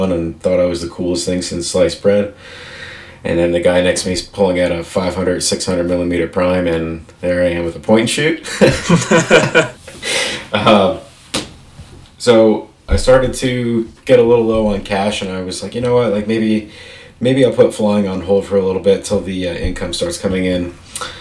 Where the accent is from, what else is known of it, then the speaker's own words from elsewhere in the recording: Northwest New Jersey, United States; moved away; I originally am a Jersey boy, so I grew up in Jersey